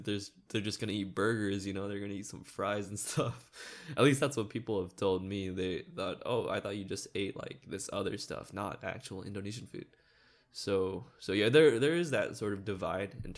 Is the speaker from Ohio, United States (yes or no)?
no; Monterey Park, California, United States; first language English; I grew up in Monterey Park